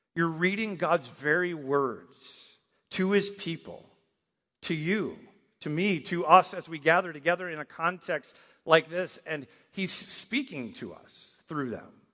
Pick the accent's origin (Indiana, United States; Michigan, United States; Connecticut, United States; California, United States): Michigan, United States; moved away; I grew up in Michigan